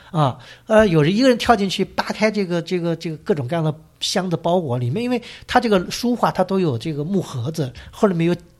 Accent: China; 我们中国人

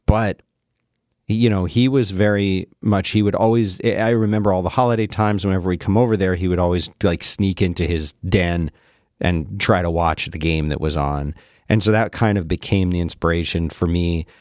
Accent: Philadelphia, Pennsylvania, United States; growing up in Philly

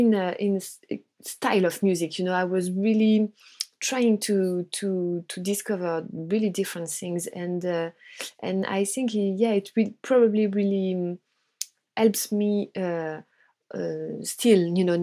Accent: Brittany, France; Actually, I was living in the countryside, you know, in Brittany, in on the west coast of France. So I was really surrounded by nature, by water, and I had a really nice childhood

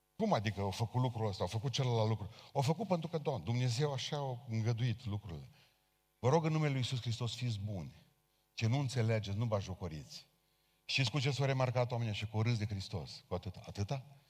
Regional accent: Romania; noi ca români

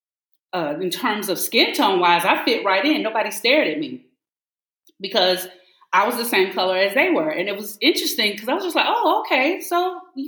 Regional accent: Decatur, Georgia, United States; accent: Southern; moved away as an adult; also born or lived in Shanghai, China; I'm a proud Southern girl. I grew up in Decatur, Georgia, Gresham Park

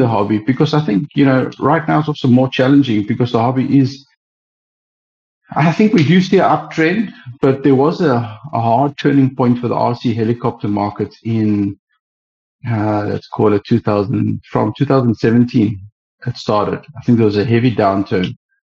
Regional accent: East London, Eastern Cape, South Africa; now in Cape Town, South Africa; I'm born in East London, which is South Africa

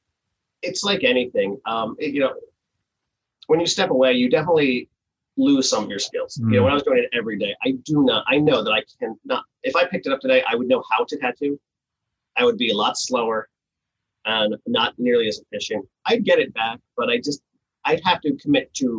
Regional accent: New Jersey, United States; moved away; I grew up in New Jersey

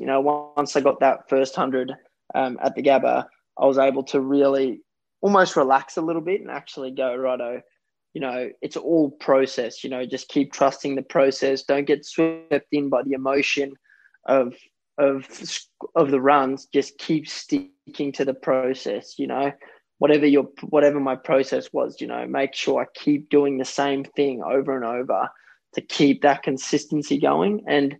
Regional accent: South Africa; born there; It was only about 40 minutes from where I was born in South Africa, in the town that I, you know, I used to come there as a kid, as a, you know, 5-6 year old.

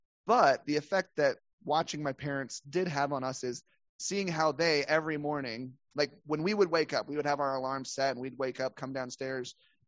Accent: the Bible Belt, United States; We, once again, growing up in the Bible Belt, growing up in a, I think it was an SBC church.

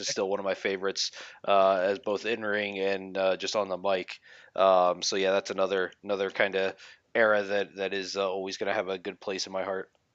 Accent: Philadelphia, Pennsylvania, United States; I grew up in the Philadelphia area

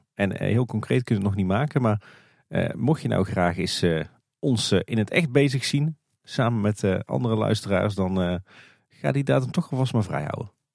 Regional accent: Tilburg, North Brabant, Netherlands; De stad waar ik ben geboren en getogen

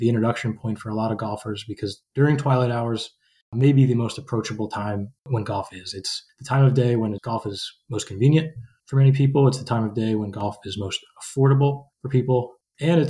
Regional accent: New Jersey, United States; I actually had worked in pizzerias before growing up in New Jersey

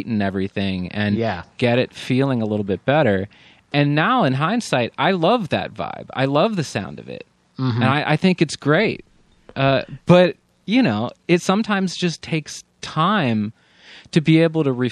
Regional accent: Pennsylvania, United States; moved away as an adult; also born or lived in Maryland / New York; I grew up in the East Coast in Pennsylvania

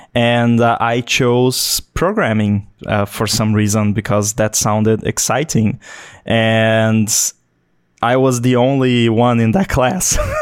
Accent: Brazil; also born or lived in Florianópolis, Santa Catarina; I'm from Brazil

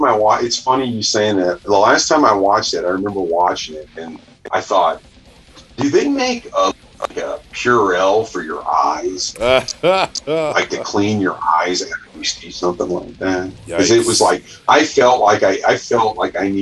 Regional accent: about an hour outside Kansas City, Missouri, United States; I grew up in the sticks

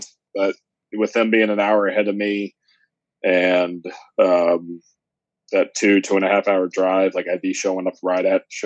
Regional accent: Jeffersonville, Indiana, United States; I grew up in Jeffersonville, Wolfville area

